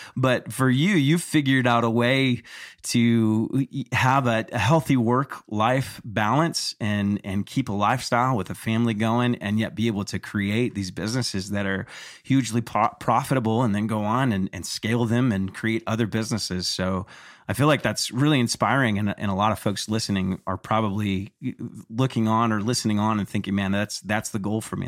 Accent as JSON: {"language": "English", "region": "Texas", "country": "United States", "tie": "born or raised there", "said": "growing up in Texas"}